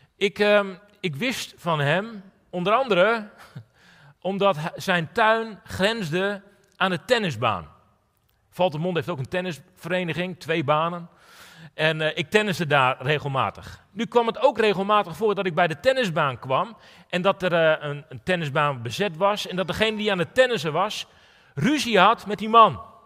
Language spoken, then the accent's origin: Dutch; Netherlands; now in Drachten, Netherlands; mijn verhaal is begonnen in een onbeduidend dorpje in Nederland